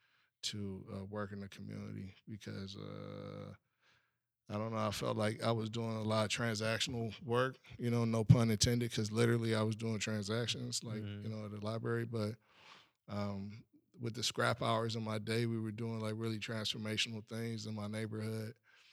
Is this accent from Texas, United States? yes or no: no; Buckeye, Arizona, United States; Man, I'm from Buckeye, right? Mm. That's where I grew up at. That's where I spent my entire life at.